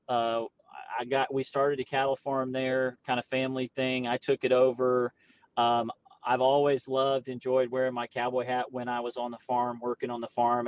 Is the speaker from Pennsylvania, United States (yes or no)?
no; Florida, United States; now in Arkansas, United States; I was raised in Florida, we we didn't live on the beach